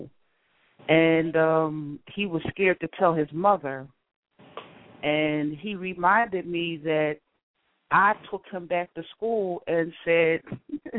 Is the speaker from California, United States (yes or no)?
no; Philadelphia, Pennsylvania, United States; I grew up in Philadelphia